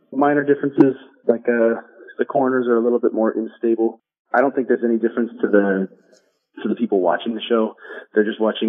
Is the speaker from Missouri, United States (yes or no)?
no; Los Angeles, California, United States; I'm in Los Angeles, my hometown.